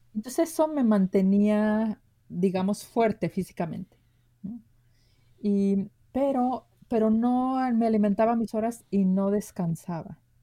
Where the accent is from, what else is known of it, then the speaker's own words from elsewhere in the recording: Guadalajara, Jalisco, Mexico; yo nací en Guadalajara, Jalisco. Nací en una colonia muy humilde de Guadalajara